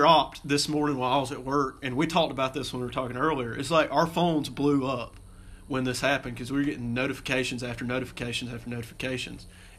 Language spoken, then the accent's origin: English; Commerce, Georgia, United States; growing up in Commerce